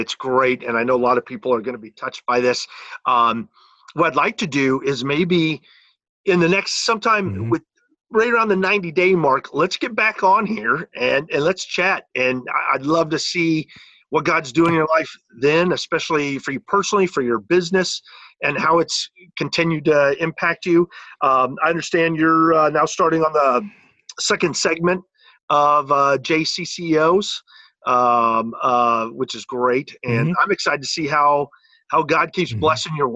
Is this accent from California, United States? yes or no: yes; San Diego, California, United States; Southern California, I grew up in San Diego.